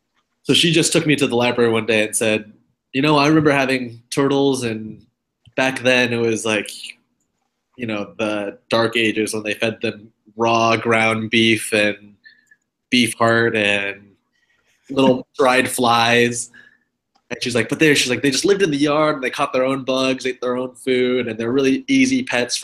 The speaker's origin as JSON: {"language": "English", "area": "Bay Area", "region": "California", "country": "United States", "tie": "born or raised there", "moved": "yes", "lives_now": "East Coast, United States", "said": "I grew up in the Bay Area of California"}